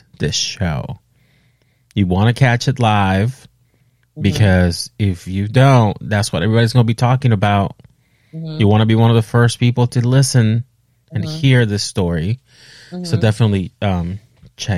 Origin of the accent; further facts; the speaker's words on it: East Coast, United States; moved away; I grew up on East Coast or because I'm Latino